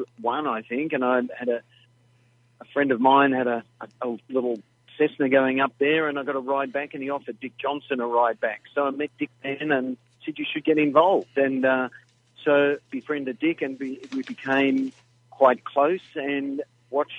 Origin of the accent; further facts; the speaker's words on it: Melbourne, Victoria, Australia; Born and bred in Melbourne